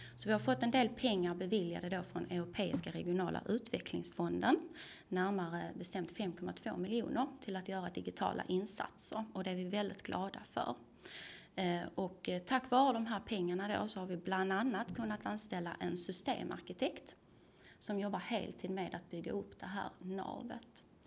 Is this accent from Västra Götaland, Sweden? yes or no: no; Tomelilla, Skåne, Sweden; also born or lived in Lund; jag kommer ju från Tomelilla, är uppvuxen på landet